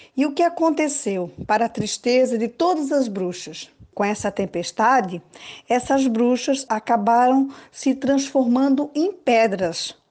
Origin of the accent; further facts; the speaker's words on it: Florianópolis, Santa Catarina, Brazil; nasci em Florianópolis, esse lugar encantador e maravilhoso